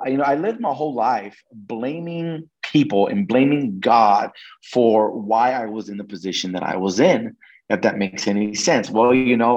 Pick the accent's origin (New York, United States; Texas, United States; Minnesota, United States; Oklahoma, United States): Oklahoma, United States; moved away; also born or lived in New Mexico; I'm originally from Oklahoma, but we actually moved to New Mexico once my parents got that divorce